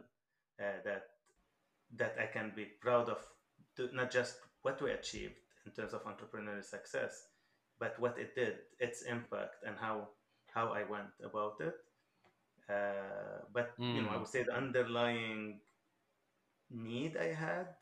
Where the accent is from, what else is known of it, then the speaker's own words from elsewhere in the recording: Lebanon; moved away; I'm originally from Lebanon, so I lived the whole Lebanese war.